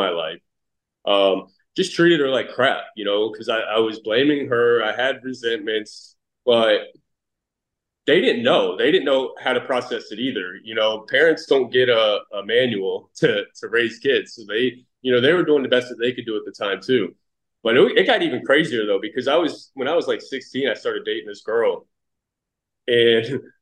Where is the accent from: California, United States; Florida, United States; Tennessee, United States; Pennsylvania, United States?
Florida, United States; Fort Pierce; So I grew up in Fort Pierce, Florida. I'm 40 years old, born 1983, Fort Pierce, Florida